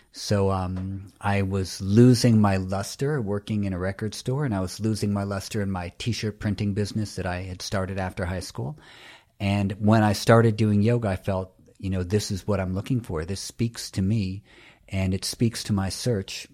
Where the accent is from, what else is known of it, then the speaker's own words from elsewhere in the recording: New York City, New York, United States; I'm from New York City